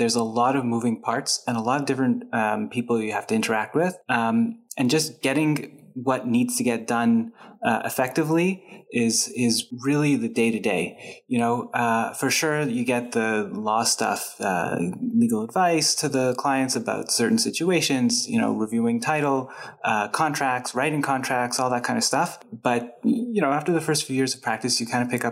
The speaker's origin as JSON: {"language": "English", "town": "Montreal", "region": "Quebec", "country": "Canada", "moved": "as an adult", "lives_now": "Toronto, Canada", "said": "I'm from Montreal, and when I moved to Toronto"}